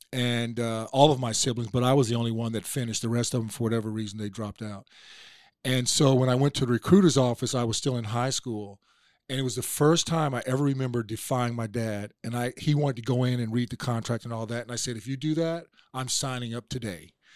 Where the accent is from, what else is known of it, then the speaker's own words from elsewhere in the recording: Oklahoma, United States; now in Atlanta, United States; I was born in Oklahoma, uh, near Fort Sill, where my dad was in the Army